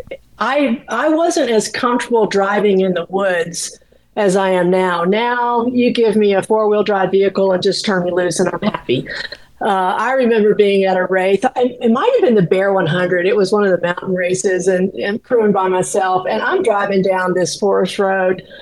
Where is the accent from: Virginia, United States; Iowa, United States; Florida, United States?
Florida, United States; moved away; I grew up in Florida